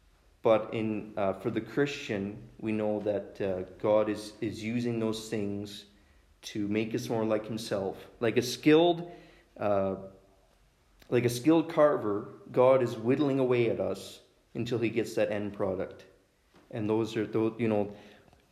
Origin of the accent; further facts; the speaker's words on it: Saskatchewan, Canada; I'm from Oakla, Saskatchewan. Don't hold that against me that I'm from Saskatchewan.